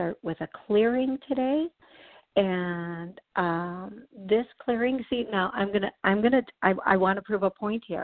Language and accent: English; Wisconsin, United States; I'm from Wisconsin.